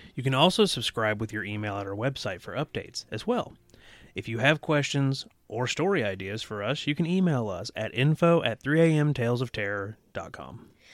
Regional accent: the South, United States

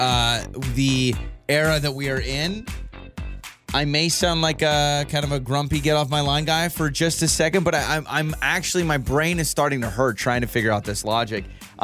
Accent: Troy, United States; born or raised there; moved away

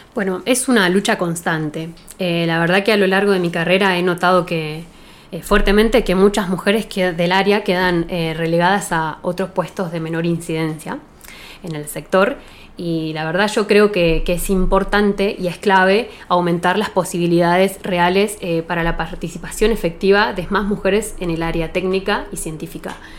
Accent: Bariloche, Río Negro, Argentina; now in Dina Huapi, Argentina; nací acá en Bariloche, soy nacida y criada

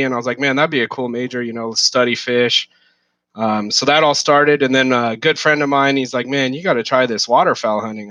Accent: South Lake Tahoe, California, United States; also born or lived in Santa Barbara; I grew up in South Lake Tahoe, small kind of mountain town.

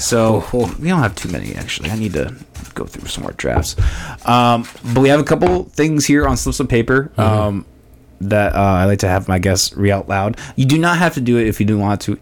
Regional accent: Orange City, Iowa, United States; also born or lived in Des Moines, Iowa; I grew up in Orange City

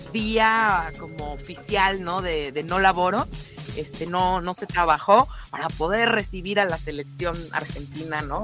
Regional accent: Mexico; queremos todos los mexicanos

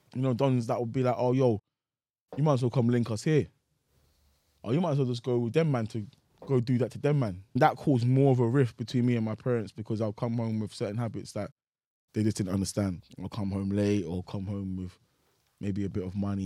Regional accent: Nigeria; I'm from Nigeria

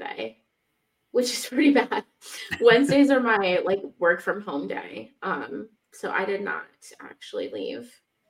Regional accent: Ledger, South Dakota, United States; I grew up in Ledger, yep.

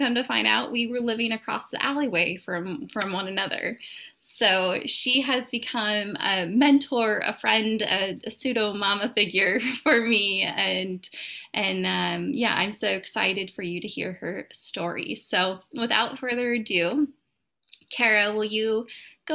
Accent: Northern Idaho, United States; moved away as an adult; we met back in Northern Idaho, where she resides now, and where I previously lived because it is my hometown.

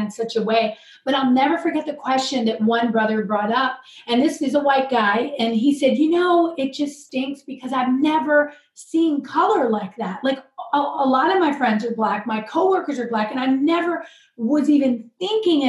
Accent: Virginia, United States; But I did grow up in the South, and I grew up in Virginia.

